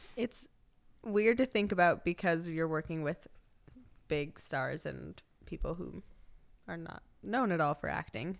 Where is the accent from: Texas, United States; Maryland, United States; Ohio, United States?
Texas, United States; El Paso; moved away; also born or lived in Austin; I am from El Paso, Texas